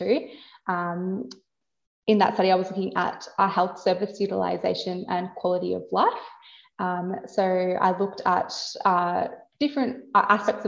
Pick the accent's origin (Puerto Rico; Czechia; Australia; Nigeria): Australia; Warrnambool, Victoria; I've moved down to Warrnambool, which is my hometown.